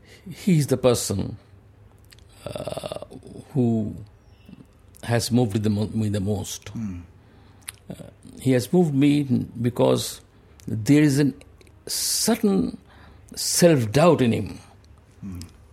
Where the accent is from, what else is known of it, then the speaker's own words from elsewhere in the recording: West Bengal, India; Even though I am not a Punjabi, I am not from the Northwest, I am a Bengali.